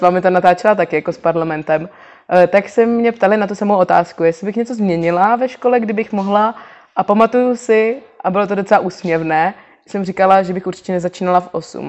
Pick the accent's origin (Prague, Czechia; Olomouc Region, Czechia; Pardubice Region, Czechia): Prague, Czechia; původně pocházím ze Zbraslavy a bydlela jsem celý život s rodičema na Zbraslavě